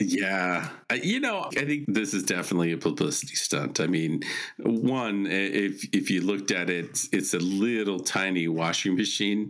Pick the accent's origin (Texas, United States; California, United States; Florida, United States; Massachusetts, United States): California, United States; Silicon Valley; I'm from California, Silicon Valley